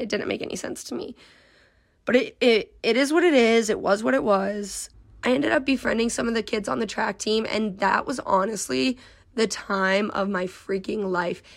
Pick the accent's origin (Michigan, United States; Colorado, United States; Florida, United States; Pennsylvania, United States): Colorado, United States; moved away as an adult; also born or lived in Nebraska; I was coming from a completely different state 'cause I'm from Colorado.